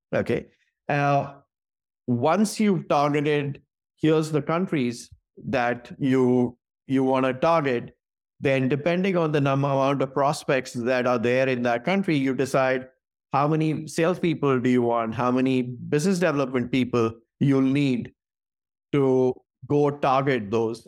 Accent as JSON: {"language": "English", "town": "New Delhi", "region": "Delhi", "country": "India", "tie": "born or raised there", "also_born_or_lived": "Singapore / Atlanta, United States", "moved": "as an adult", "lives_now": "San Francisco Bay Area, United States", "said": "I was born and raised in New Delhi in India"}